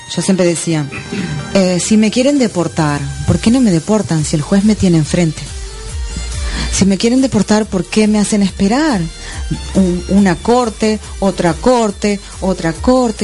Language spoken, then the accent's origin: Spanish; Argentina; moved away as an adult; also born or lived in Miami; now in Florida, United States; salí de Argentina con 400 dólares